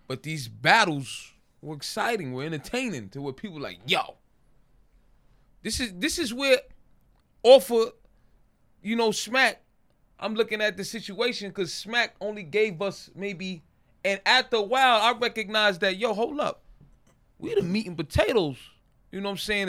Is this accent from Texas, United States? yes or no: no; New York City, New York, United States; born or raised there